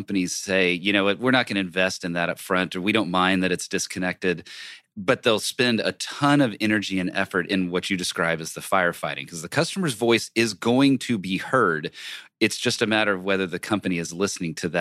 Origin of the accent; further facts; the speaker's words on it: Texas, United States; I'm from Texas